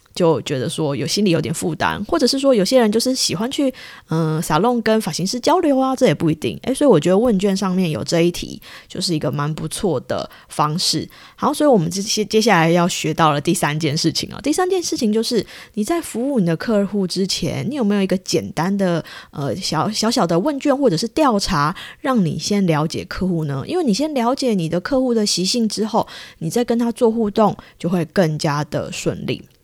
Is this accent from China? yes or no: no; Taiwan; now in Japan; 我是从台湾来的